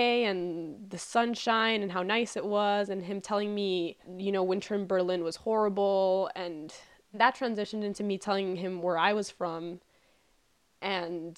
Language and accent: English; Caracas, Capital District, Venezuela; moved away as an adult; also born or lived in Boston; now in Los Angeles, United States; I'm from Venezuela. I grew up in Caracas. I lived there until I was 18, and then I went to school in Boston